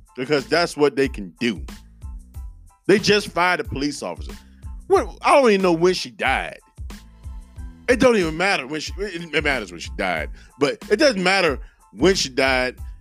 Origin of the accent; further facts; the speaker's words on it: Henderson, North Carolina, United States; my hometown of Henderson, North Carolina